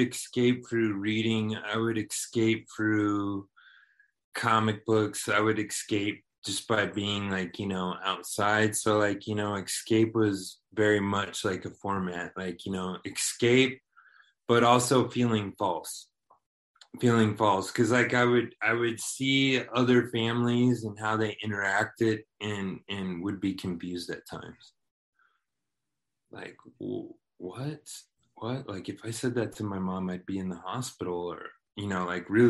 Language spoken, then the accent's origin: English; Waco, Texas, United States; growing up, I grew up in Waco, Texas